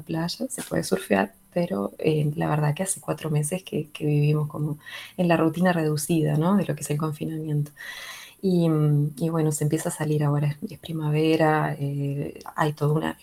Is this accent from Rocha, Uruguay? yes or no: yes; La Paloma, Rocha, Uruguay; moved away; also born or lived in Salto, Uruguay; nací en Salto, pero en realidad es, lo de Salteño es más una especie de, orgullo salteño que otra cosa. Volví mucho a Salto en el medio, pero soy palomense en realidad, soy rochense.